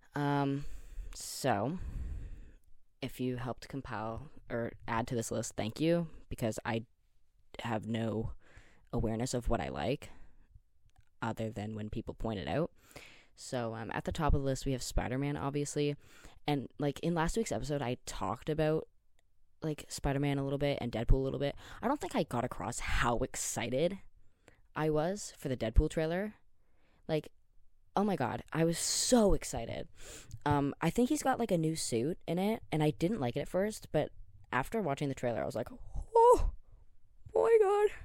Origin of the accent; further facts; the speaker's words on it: Canada; I'm Canadian